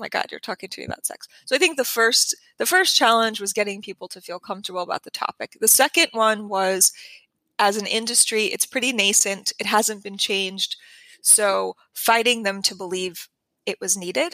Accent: New Mexico, United States; I'm from New Mexico. This is where I come from.

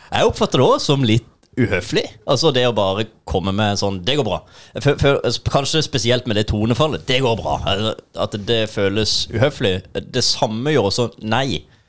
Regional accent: Sørlandet, Norway; Vi er muligens litt ekstra vage her i måten å formulere oss på

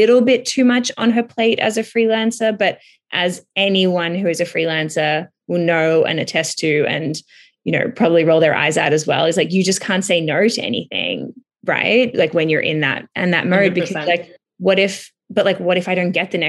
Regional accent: Melbourne, Victoria, Australia; moved away as an adult; also born or lived in Los Angeles; now in Toronto, Canada; I'm from Melbourne, Australia, which is where I currently am, but not usually

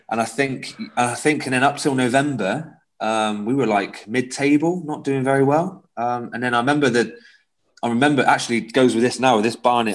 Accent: South West England, United Kingdom; accent: West Country; I got some absolute grief growing up as a yeah, Scotland supporter in the southwest.

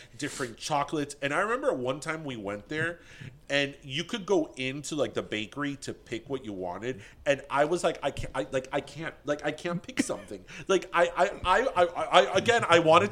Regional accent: United States; we're American

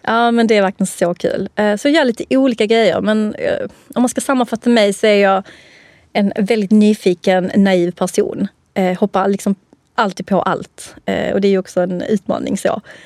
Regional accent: Helsingborg, Skåne, Sweden; accent: skånska; jag är från Skåne, Helsingborg

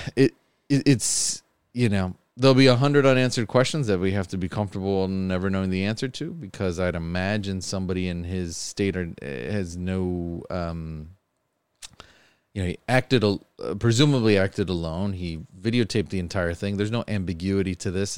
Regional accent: Buffalo, New York, United States; I've been born and raised in Buffalo my whole life

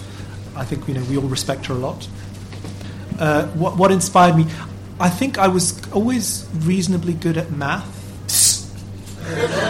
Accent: Lisbon, Portugal; I'm from Portugal. I'm from Lisbon

